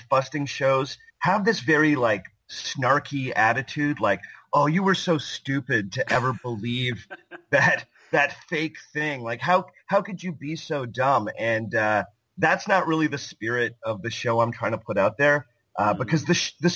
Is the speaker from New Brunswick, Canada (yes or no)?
no; just north of Toronto, Ontario, Canada; I live in Toronto, Canada, and I grew up just north of the city of Toronto. I am a Canadian